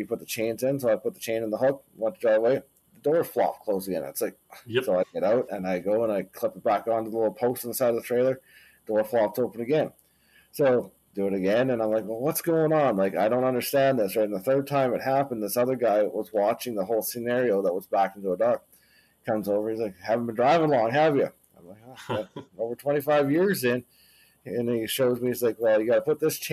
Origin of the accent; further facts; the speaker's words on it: Canada; My wife and I, we're Canadians.